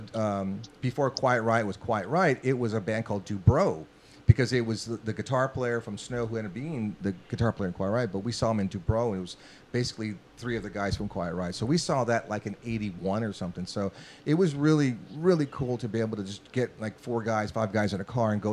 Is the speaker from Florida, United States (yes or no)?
no; Los Angeles, California, United States; I grew up in Boyle Heights, right there in East